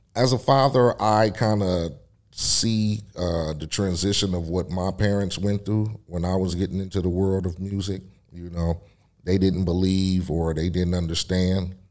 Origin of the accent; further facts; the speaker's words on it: Compton, California, United States; my hometown of Compton